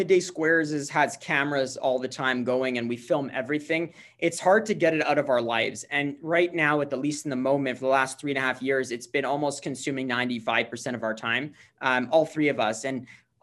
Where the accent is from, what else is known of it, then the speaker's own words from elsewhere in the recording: Montreal, Quebec, Canada; I'm from Montreal. I live here in Montreal